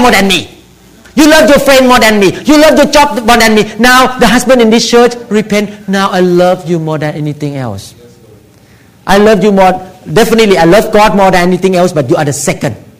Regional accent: Thailand; moved away; I came from Thailand

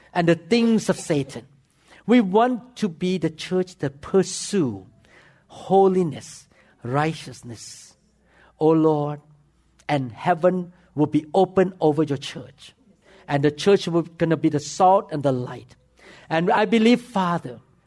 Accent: Thailand; English is a second language; moved away as an adult; now in United States; I'm from foreign land. The first day I walk into the operating room, people look at me and shook their head. Because not only my accent was bad, number two, you know what? I walk into the operating room with bare feet and with the shoe cover on my feet. Because in Thailand, when we walk into the operating room, we wear the slipper.

